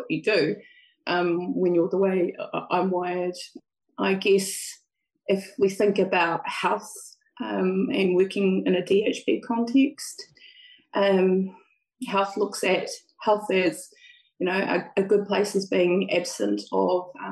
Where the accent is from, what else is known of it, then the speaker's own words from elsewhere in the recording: East Coast, New Zealand; moved away as an adult; also born or lived in Te Puaha o Waikato; now in Waikato, New Zealand; I'm from the East Coast, but fortunate to live in the beautiful part of the country they call Te Puaha o Waikato.